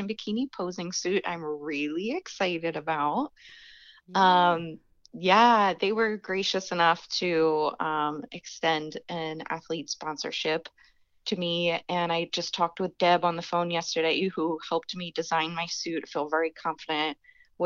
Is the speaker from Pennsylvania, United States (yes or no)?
yes; Philadelphia, Pennsylvania, United States; moved away as an adult; also born or lived in Indiana; I'm from Philadelphia, and that's how we say it, or that's how I grew up saying it.